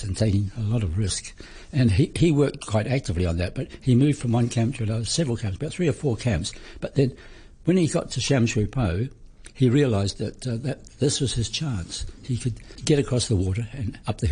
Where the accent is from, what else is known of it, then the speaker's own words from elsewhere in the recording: New Zealand; moved away as an adult; also born or lived in Hong Kong; I'm a New Zealander.